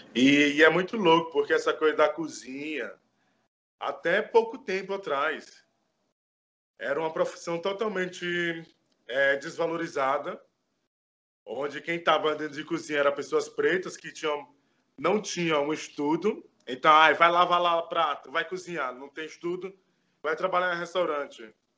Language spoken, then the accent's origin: Portuguese; Bahia, Brazil; now in Bauru, Brazil; Eu fui criado em orfanato na Bahia. Eu sou natural da Bahia, mas eu vivo e moro aqui em Bauru